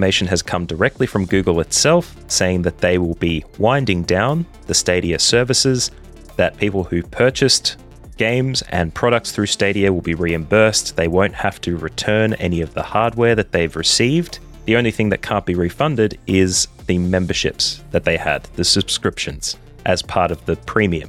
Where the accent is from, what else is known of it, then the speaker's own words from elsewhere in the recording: Australia; an Australian who lives in Australia